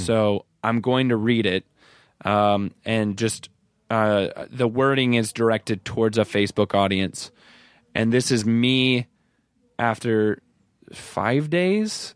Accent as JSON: {"language": "English", "region": "Iowa", "country": "United States", "tie": "born or raised there", "moved": "yes", "lives_now": "Los Angeles, United States"}